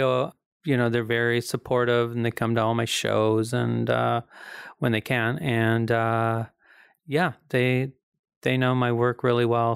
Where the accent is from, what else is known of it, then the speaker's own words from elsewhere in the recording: the Ozarks, United States; accent: hillbilly; I'm from the Ozarks